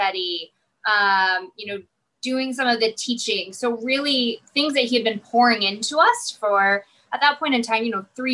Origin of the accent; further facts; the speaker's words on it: Mount Vernon, Illinois, United States; moved away as an adult; also born or lived in Lincoln, Illinois; So I am from Mount Vernon, Illinois. So a small town in southern Illinois, of about 15,000.